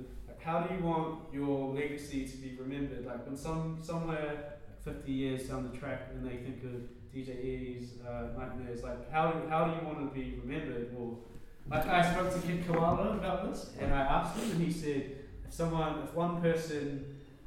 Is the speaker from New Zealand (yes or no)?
yes; New Zealand; I'm from New Zealand, it's far away